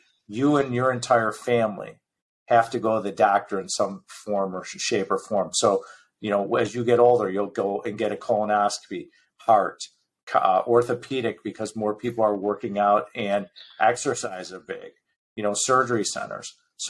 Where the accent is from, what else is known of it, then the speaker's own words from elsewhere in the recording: Midwest, United States; You have to remember, I'm from the Midwest. We still own property in the Midwest.